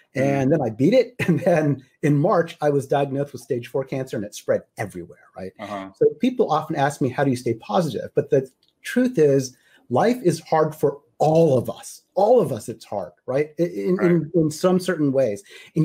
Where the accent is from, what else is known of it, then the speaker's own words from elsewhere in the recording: Midwest, United States; moved away as an adult; also born or lived in Houston, Texas; now in Seattle area, United States; I grew up in the Midwest in the United States